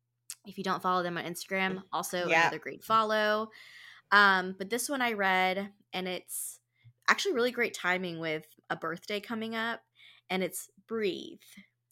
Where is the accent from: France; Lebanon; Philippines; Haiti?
Philippines; I'm Filipina.